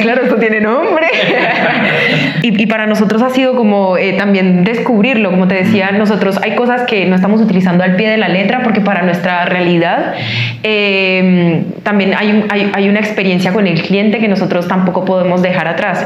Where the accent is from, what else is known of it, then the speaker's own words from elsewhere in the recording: Colombia; moved away as an adult; now in Chile; colombiana, ingeniera industrial. Llevo tres años en Chile.